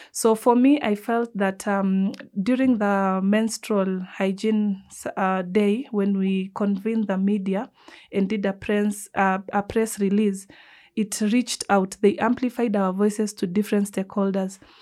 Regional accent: Nairobi, Kenya; I'm coming from the Nubian community

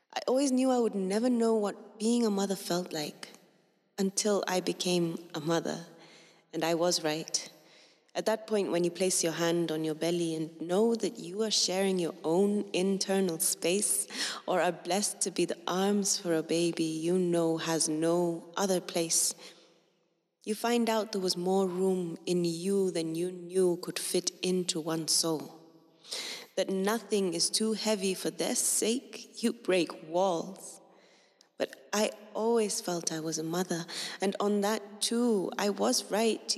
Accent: Kenya; I've never felt I was anything but Kenyan. And Kenyans come in all sorts. We too are Kenya.

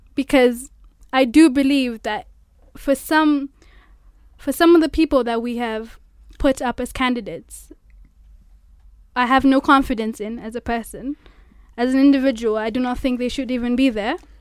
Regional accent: Mombasa, Mombasa County, Kenya; moved away as an adult; now in Nairobi, Kenya; I'm from Mombasa.

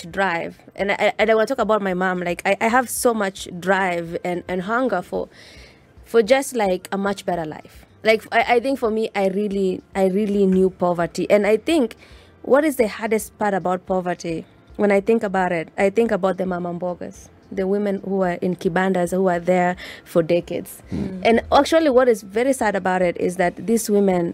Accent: Mogotio, Baringo County, Kenya; moved away as an adult; also born or lived in United States; growing up in Mogotio and seeing poverty firsthand

